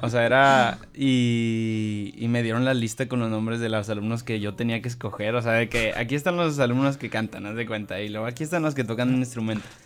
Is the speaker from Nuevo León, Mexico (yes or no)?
yes; Monterrey, Nuevo León, Mexico; also born or lived in Mexico City / State of Mexico; soy de Monterrey, tengo que ser de Monterrey